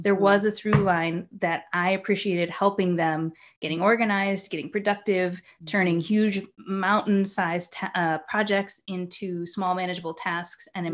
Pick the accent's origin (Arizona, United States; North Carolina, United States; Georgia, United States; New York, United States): New York, United States; also born or lived in Japan; I'm from New York